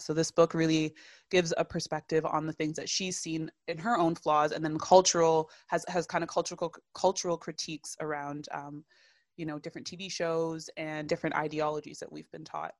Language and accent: English; Toronto, Ontario, Canada; I, too, was born and raised in Toronto